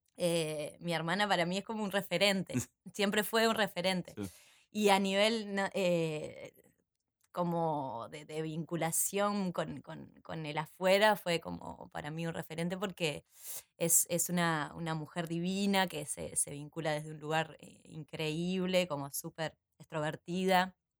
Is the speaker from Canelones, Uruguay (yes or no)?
no; San José de Mayo, San José, Uruguay; now in Montevideo, Uruguay; cuando era chica en San José, yo soy de San José